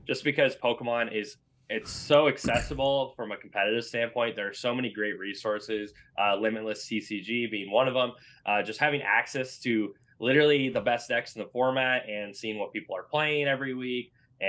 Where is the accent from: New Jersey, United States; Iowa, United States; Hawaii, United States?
Iowa, United States; And then now I'm at a different store now back in my hometown. And just, you know, I help a lot with other organizers trying to get their leagues off the ground. We have even more stores that are trying to get off the ground here in Central Iowa.